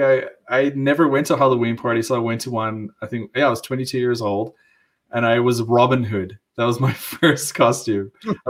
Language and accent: English; South Africa; moved away as an adult; I grew up in South Africa, that's why I sound funny.